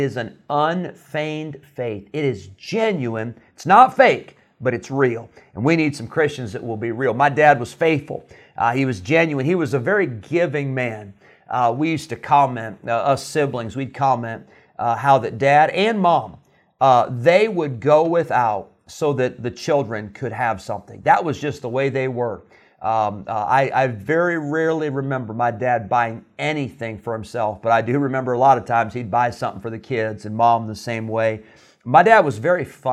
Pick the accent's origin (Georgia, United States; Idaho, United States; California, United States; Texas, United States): California, United States; Santa Clara; I was born in Santa Clara, where Pastor Treiber is still the pastor